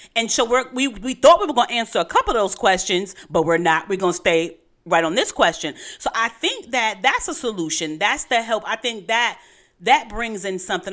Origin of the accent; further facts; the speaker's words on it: New York City, New York, United States; I'm from Brooklyn